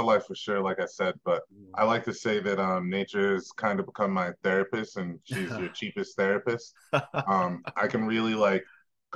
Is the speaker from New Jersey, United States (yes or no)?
no; New York, United States; moved away as an adult; now in Colorado, United States; I'm from New York originally. I moved here about 8 years ago